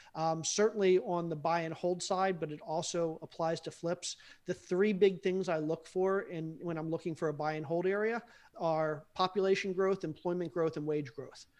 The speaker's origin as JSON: {"language": "English", "town": "Baltimore", "region": "Maryland", "country": "United States", "tie": "born or raised there", "said": "I grew up in Baltimore and we had the steel mills"}